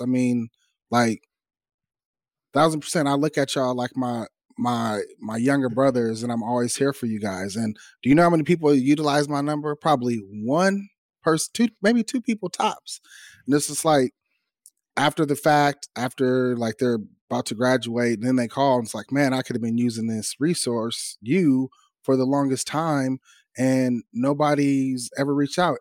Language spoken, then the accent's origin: English; California, United States; moved away as an adult; I'm from California